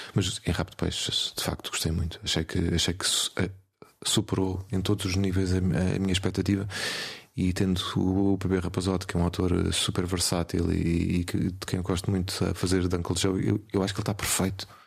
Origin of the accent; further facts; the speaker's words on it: Portugal; nós somos portugueses, somos pequeninos